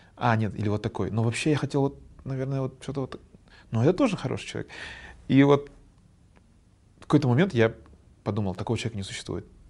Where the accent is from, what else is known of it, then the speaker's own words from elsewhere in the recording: Kazakhstan; я вот казах, я знаю свою родную культуру